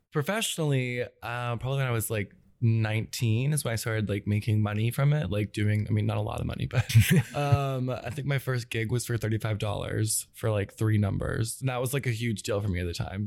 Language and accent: English; Atlanta, Georgia, United States; also born or lived in Gwinnett County, Georgia; I grew up in Atlanta, um, but I'm from Gwinnett, which is like just a little bit north of the city.